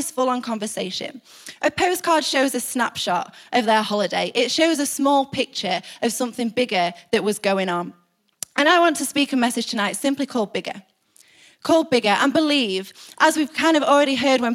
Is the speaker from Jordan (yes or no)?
no; United Kingdom; we're British